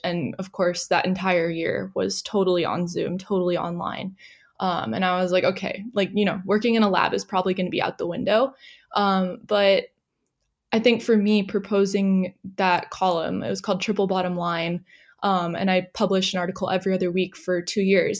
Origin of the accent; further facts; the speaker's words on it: San Diego, California, United States; moved away as an adult; now in Australia; I am originally from San Diego, California